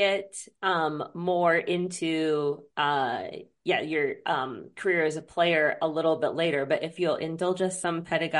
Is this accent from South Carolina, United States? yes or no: no; Washington, United States; I'm born and raised in Washington State. I grew up.